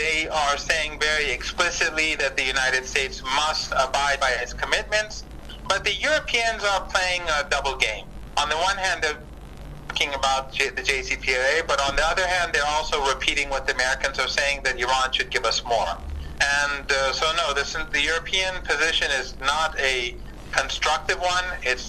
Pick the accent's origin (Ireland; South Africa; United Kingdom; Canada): South Africa; Well, I think as a South African, maybe an example that I can give you